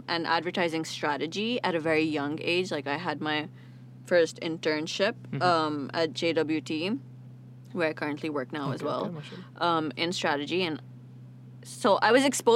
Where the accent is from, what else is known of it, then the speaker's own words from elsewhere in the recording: Pakistan; I'm Pakistani, yeah. Everyone in my family is Pakistani except for my mom.